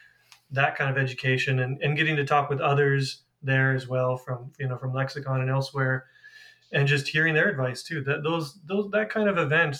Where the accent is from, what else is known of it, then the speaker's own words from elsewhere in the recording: California, United States; also born or lived in Boston; my home state of California